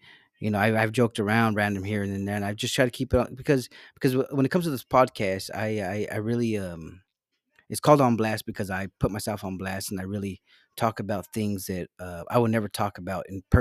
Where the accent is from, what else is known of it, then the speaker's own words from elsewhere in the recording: Salinas, California, United States; I'm from Salinas.